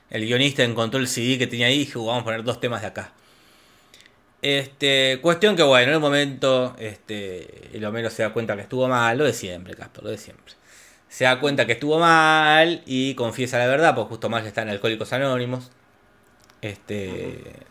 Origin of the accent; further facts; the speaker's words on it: Villa General Belgrano, Córdoba, Argentina; Si es un lugar de Alemania y si yo soy de Villa General Belgrano, este, les puedo explicarlo, pero bueno.